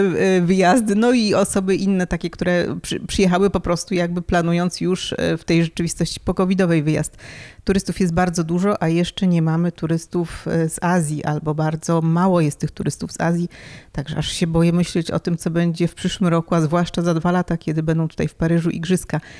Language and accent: Polish; Warsaw, Masovian Voivodeship, Poland; moved away as an adult; now in Paris, France; Pochodzę z Warszawy i, i tam e, no, dorastałam, byłam tam całą swoją edukację